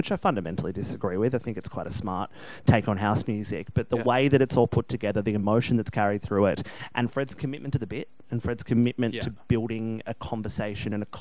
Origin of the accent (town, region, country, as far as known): Australia